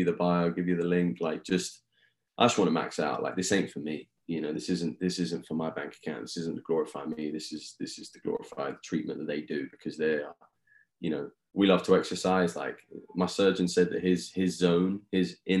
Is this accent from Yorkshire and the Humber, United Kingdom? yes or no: no; Eastbourne, South East England, United Kingdom; moved away as an adult; now in United States; my hometown of Eastbourne, England